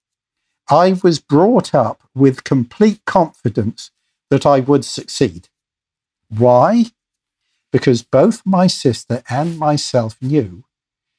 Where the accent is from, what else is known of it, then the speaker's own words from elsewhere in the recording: Corfe Mullen, South West England, United Kingdom; also born or lived in London; growing up in England, it was the time of austerity